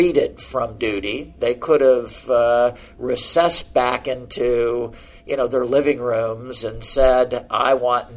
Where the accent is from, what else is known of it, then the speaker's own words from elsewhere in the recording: South Bend, Indiana, United States; my hometown of South Bend, Indiana